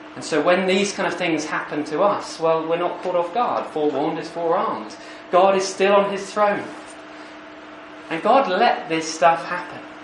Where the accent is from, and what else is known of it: United Kingdom; accent: posh